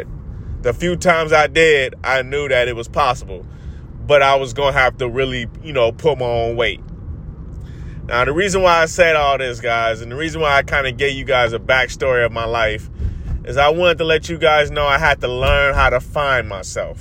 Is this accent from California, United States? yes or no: yes; Compton, California, United States; also born or lived in Long Beach, California; I was born in Compton, California.